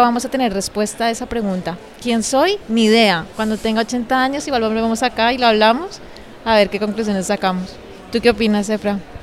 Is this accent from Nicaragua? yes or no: no; Bogotá, Colombia; moved away as an adult; now in Madrid, Spain; yo soy colombiana, nací en Bogotá